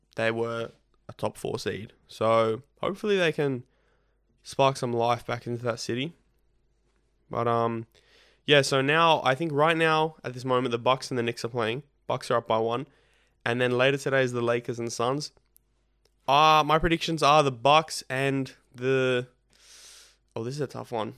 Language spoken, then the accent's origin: English; Australia; both being Australian